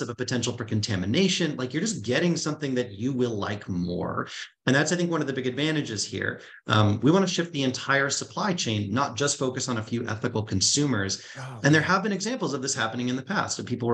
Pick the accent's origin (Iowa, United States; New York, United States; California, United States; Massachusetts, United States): Massachusetts, United States; North Shore of Boston; moved away; I grew up on the North Shore of Boston.